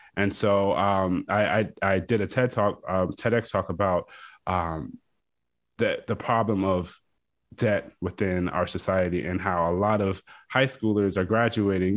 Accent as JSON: {"language": "English", "town": "Fredericksburg", "region": "Virginia", "country": "United States", "tie": "born or raised there", "said": "I am originally from Fredericksburg, Virginia. It's a small town right in between Washington, D C, and Richmond, uh, Virginia"}